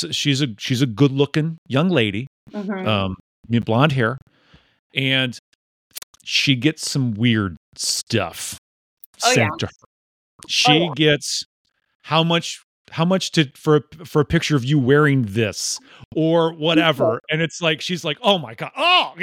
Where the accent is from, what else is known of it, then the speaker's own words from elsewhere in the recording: Midwest, United States; There is a Midwest modesty that you and I understand growing up in the Midwest.